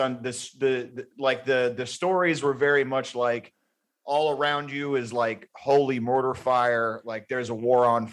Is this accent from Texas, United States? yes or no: yes; Houston, Texas, United States; I grew up in Houston